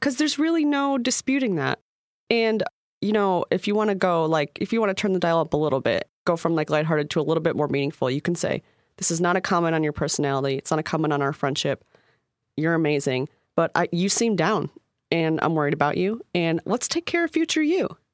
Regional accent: Midwest, United States; I'm from the Midwest

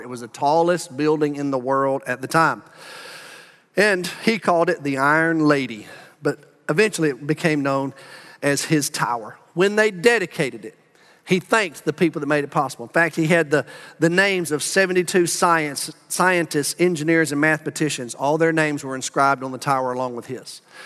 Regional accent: Birmingham, Alabama, United States; moved away as an adult; also born or lived in Huntsville, Alabama; now in Arlington, United States; I grew up in Birmingham

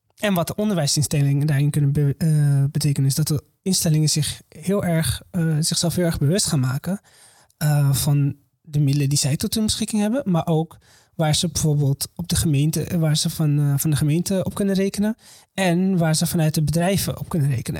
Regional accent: Morocco; now in Netherlands; ik kom uit Marokko, niet uit Syrië

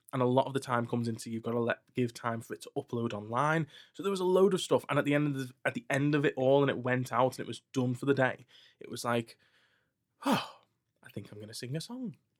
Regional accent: Skelmersdale, North West England, United Kingdom; I'm from scam

